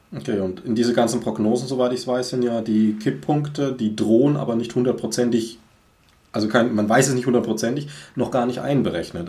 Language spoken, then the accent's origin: German; Swabia, Germany; bei uns ja. irgendwie in Schwaben